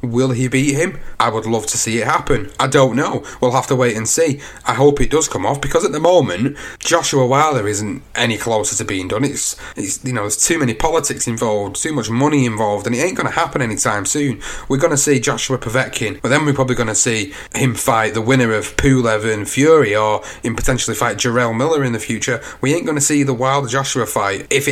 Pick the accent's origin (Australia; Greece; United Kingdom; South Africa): United Kingdom; I'm British as well.